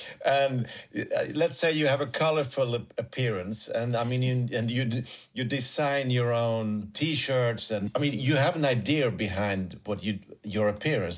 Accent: Sweden; I'm coming from Sweden

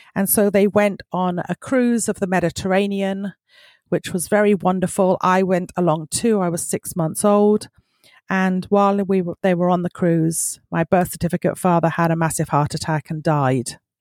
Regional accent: South East England, United Kingdom; now in Michigan, United States; I was brought up in the United Kingdom, in the southeast of the United Kingdom

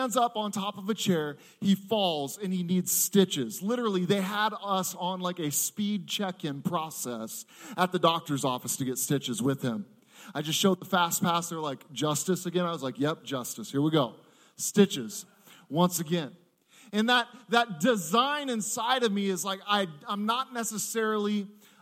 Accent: Seattle, Washington, United States; I am from Seattle, Washington.

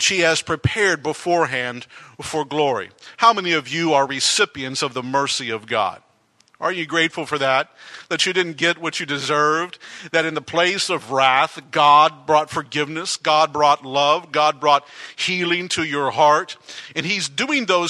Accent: Texas, United States; moved away; growing up in Texas for the first many years of my life

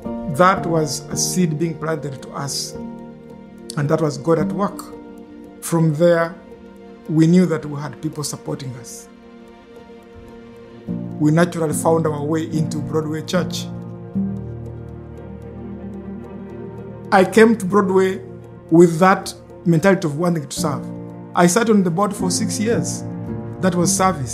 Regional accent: Uganda; moved away as an adult; now in Canada; Edith and I came from Uganda, fleeing conflict and bad governance. And we came to this country in 1992

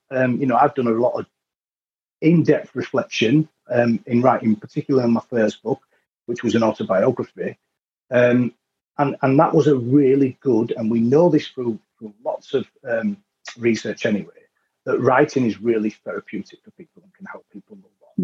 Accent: Leeds, Yorkshire and the Humber, United Kingdom; I was from Leeds

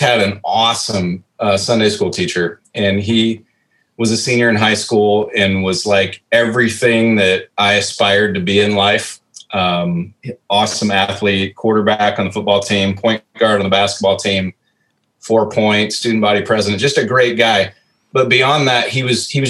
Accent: Norwalk, Iowa, United States; also born or lived in Des Moines, Iowa / Spencer, Iowa; lived in Norwalk for 11 years. And then we moved to Spencer, and Spencer was just an awesome place to grow up and still consider that home

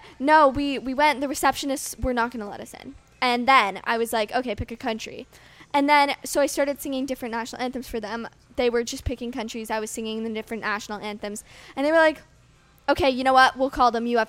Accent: Canada; as a Canadian

